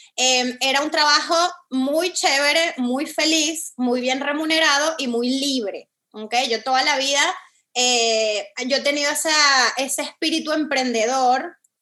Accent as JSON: {"language": "Spanish", "country": "Venezuela", "also_born_or_lived": "Caracas", "moved": "as an adult", "lives_now": "Miami, United States", "said": "Yo soy venezolana, este, estoy tomando esta llamada desde Miami, aquí vivo hace siete años."}